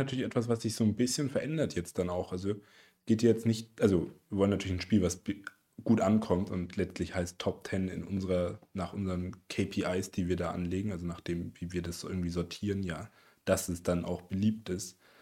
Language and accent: German; Erlangen, Bavaria, Germany; wir kommen ja aus Erlangen